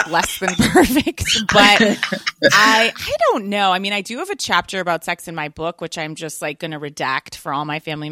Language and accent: English; right outside DC, Virginia, United States; I grew up in Virginia, right outside DC